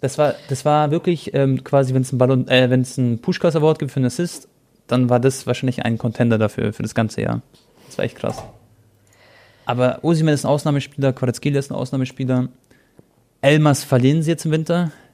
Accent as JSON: {"language": "German", "country": "Croatia", "said": "ich bin Kroate"}